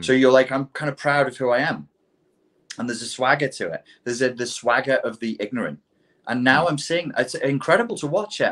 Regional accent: England, United Kingdom; as an Englishman

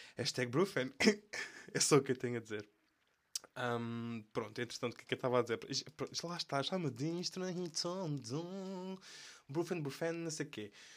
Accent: Portugal; accent: European Portuguese; first language European Portuguese

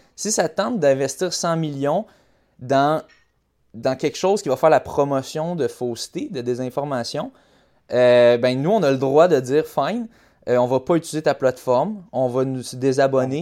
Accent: Quebec, Canada; moi aussi je suis québécois

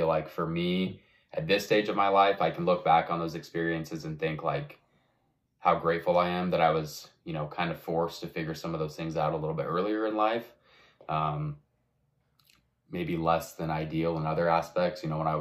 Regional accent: Rigby, Idaho, United States; now in Utah, United States; I'm from Rigby, Idaho. I've lived most of my life kind of up in this area. I'm in Utah now.

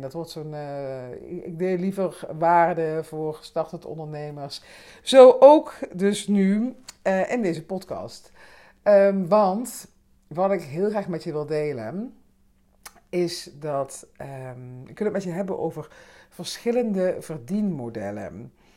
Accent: Limburg, Netherlands; now in Amsterdam, Netherlands; Ik kom natuurlijk uit Limburg

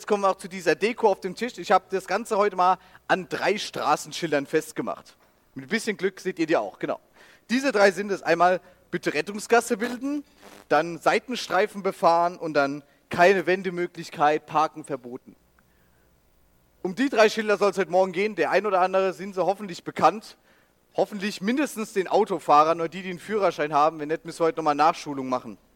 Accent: Rhineland-Palatinate, Germany; dann hier links ist Rheinland-Pfalz, das ist meine Heimat, das ist auch ein bisschen größerer Fleck dann.

